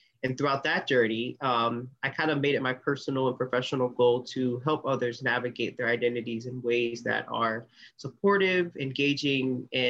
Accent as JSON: {"language": "English", "region": "North Carolina", "country": "United States", "moved": "yes", "lives_now": "DMV area, United States", "said": "I'm originally from North Carolina, I'm currently based in the DMV area"}